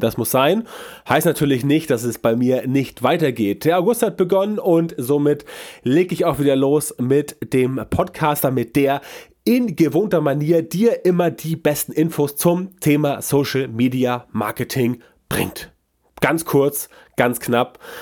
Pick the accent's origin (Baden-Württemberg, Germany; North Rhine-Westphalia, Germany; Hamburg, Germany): Hamburg, Germany; Bei uns in Hamburg